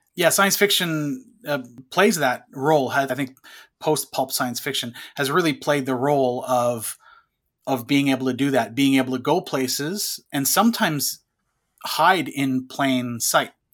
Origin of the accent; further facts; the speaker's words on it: Canada; I grew up in French, uh, Canadian world, so every class was French, except for English class.